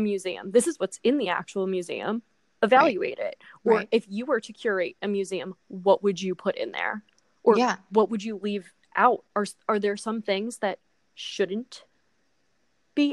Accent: New Jersey, United States; we are from New Jersey

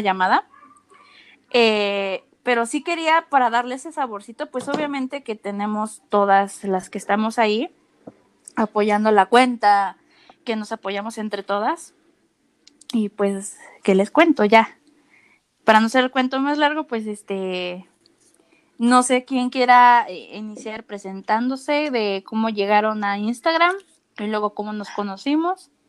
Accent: Mexico City, Mexico; yo soy de la Ciudad de México

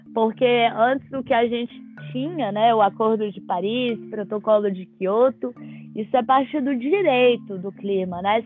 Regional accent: Brazil; para mim que venho do Brasil

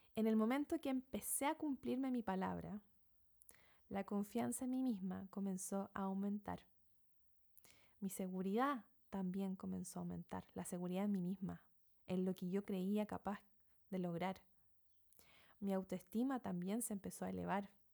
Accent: Chile; moved away as an adult; now in New Zealand; soy chilena, viviendo en Nueva Zelanda desde hace algunos seis años

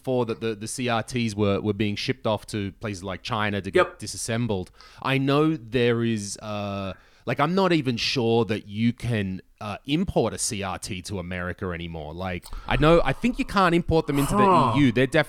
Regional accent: Australia; moved away as an adult; now in Estonia; I'm Australian, but I've lived here for more than a decade

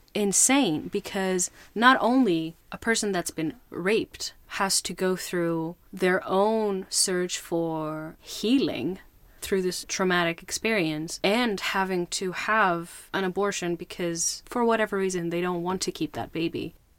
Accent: Greece; I grew up in Greece

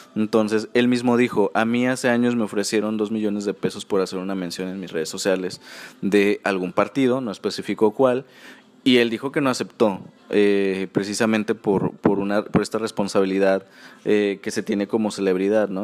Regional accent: Mexico

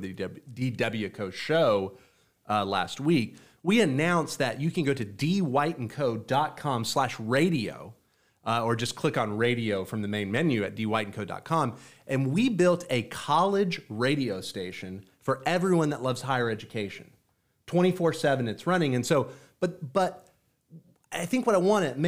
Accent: Florida, United States; also born or lived in Texas; as a Floridian and even as a Texan

